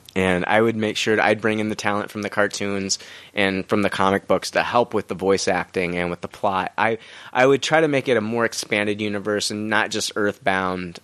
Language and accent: English; Peoria, Illinois, United States; moved away as an adult; now in Decatur, United States; I'm originally from Peoria